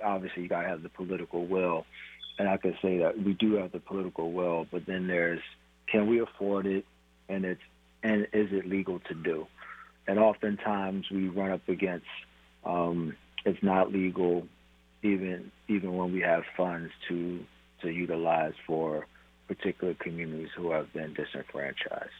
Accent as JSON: {"language": "English", "town": "Philadelphia", "region": "Pennsylvania", "country": "United States", "moved": "as an adult", "lives_now": "Tacoma, United States", "said": "I'm originally from Philadelphia, moved to the city of Tacoma um, when I was 25 years old"}